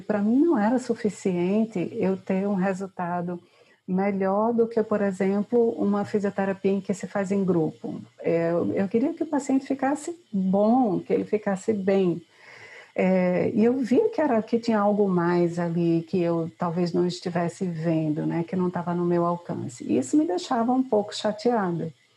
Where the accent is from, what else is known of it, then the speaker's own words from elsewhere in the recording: Recife, Pernambuco, Brazil; sou de Recife